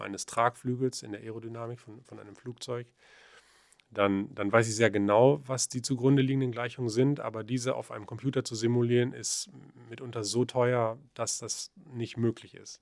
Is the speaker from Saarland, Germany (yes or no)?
no; the Paderborn region, North Rhine-Westphalia, Germany; also born or lived in Aachen; ich komme ja aus der Region